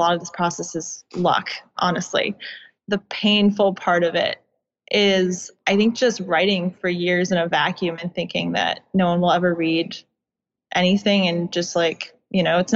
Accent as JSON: {"language": "English", "area": "suburbs of DC", "region": "Virginia", "country": "United States", "tie": "born or raised there"}